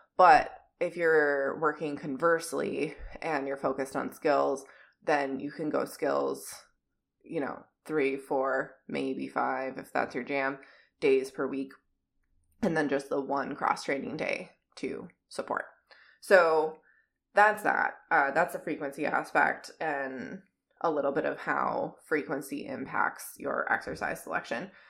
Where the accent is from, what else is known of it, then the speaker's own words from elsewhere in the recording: Minnesota, United States; accent: Minnesotan; My Minnesotan accent